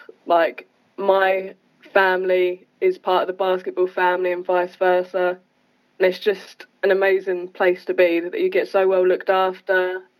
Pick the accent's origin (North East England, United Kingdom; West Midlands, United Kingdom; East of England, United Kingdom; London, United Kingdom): East of England, United Kingdom; I think it's the same as every British athlete. So I started in school, and then I got told by my PE teacher to go to trials, and went to Suffolk trials, got in there.